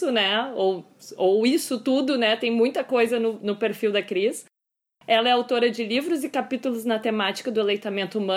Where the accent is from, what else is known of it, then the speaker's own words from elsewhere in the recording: Pelotas, Rio Grande do Sul, Brazil; accent: Pelotas; Além de tudo isso, eu sou pelotense.